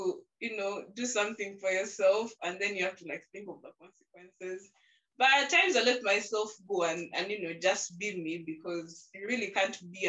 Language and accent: English; Masaka, Central Region, Uganda; my time has been spent in Masaka. So I've grown up from Masaka. I speak Luganda